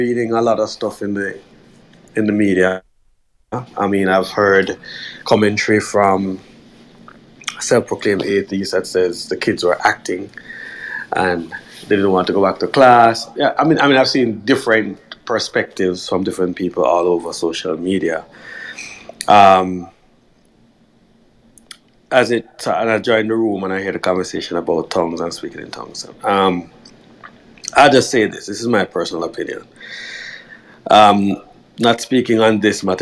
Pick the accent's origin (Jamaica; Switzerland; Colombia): Jamaica; growing up in Jamaica